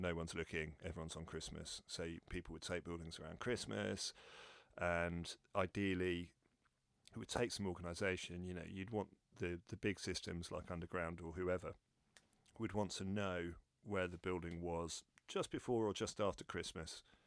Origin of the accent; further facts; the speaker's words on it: London, United Kingdom; I'm born and bred in London